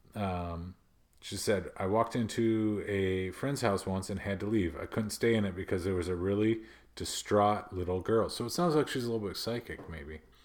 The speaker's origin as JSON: {"language": "English", "region": "Midwest", "country": "United States", "accent": "Midwest", "said": "my Midwest accent just came out, like, super thick right there"}